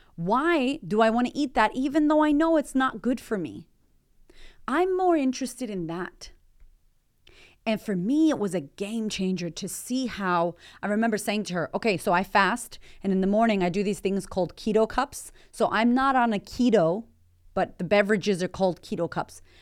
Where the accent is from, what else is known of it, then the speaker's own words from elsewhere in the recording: United States; moved away as an adult; also born or lived in Melbourne, Australia; now in Australia; as an American